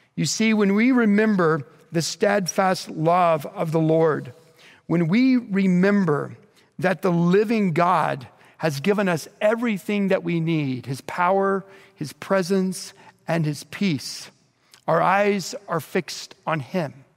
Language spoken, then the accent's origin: English; Bethany, Oklahoma, United States; growing up in Bethany, Oklahoma, just outside of Oklahoma City